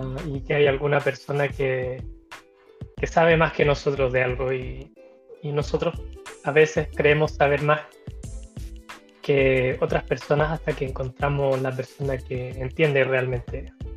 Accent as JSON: {"language": "Spanish", "country": "Chile", "said": "de Chile"}